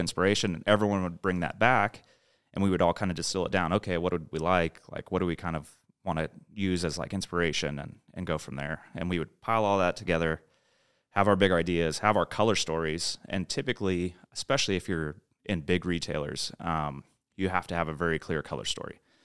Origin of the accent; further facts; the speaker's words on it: San Diego, California, United States; moved away as an adult; also born or lived in Los Angeles / Orange County; now in Austin, United States; growing up in San Diego